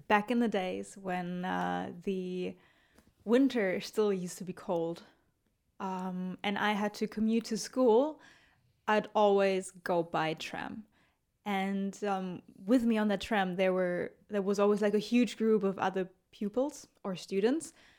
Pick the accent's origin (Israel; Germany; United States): Germany; I'm from Germany